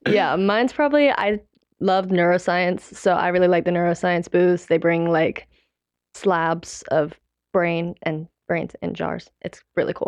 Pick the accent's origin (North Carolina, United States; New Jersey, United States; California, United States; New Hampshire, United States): North Carolina, United States; Mooresville; I'm from Mooresville